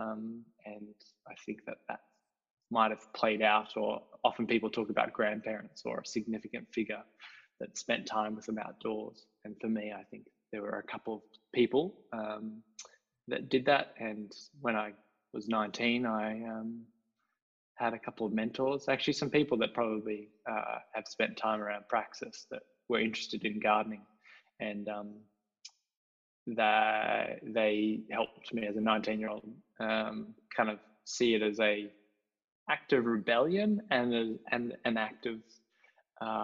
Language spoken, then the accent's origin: English; Belgrave, Victoria, Australia; also born or lived in south of Hobart, Tasmania; we grew up in Belgrave, which is out of East Melbourne, kind of the edge of the train line between rural and suburbia.